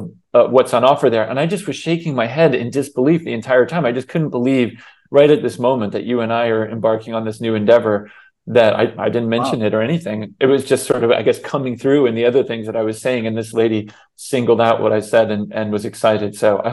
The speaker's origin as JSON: {"language": "English", "region": "Florida", "country": "United States", "tie": "born or raised there", "moved": "yes", "lives_now": "Texas, United States", "said": "my home state of Florida. I live in Texas now, of course, as you know."}